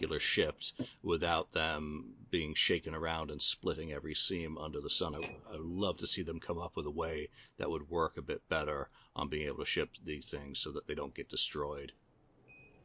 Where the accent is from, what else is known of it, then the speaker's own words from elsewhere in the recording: England, United Kingdom; as an Englishman